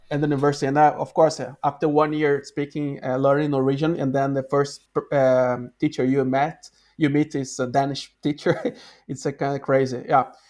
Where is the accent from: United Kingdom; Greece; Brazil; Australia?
Brazil; Rio de Janeiro; English is a second language; moved away as an adult; now in Norway; I'm from Rio de Janeiro